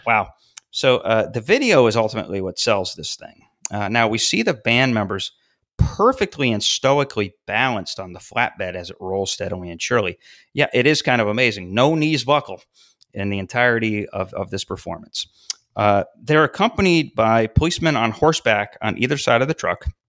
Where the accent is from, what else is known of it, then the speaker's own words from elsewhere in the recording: Syracuse, New York, United States; my hometown of Syracuse